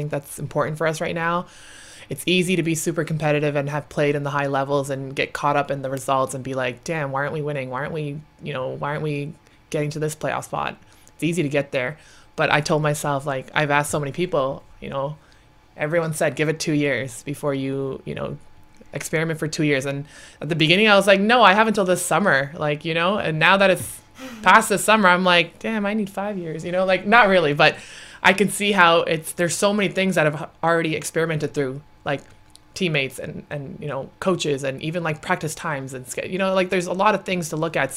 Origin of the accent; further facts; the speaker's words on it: Canada; I'm Canadian